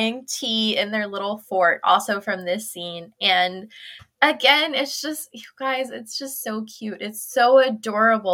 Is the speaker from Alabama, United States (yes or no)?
no; Illinois, United States; I grew up in Illinois